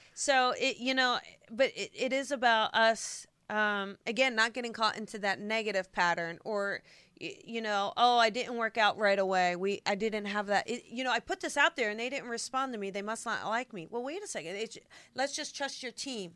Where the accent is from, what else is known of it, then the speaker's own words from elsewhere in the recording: New Jersey, United States; I'm from Jersey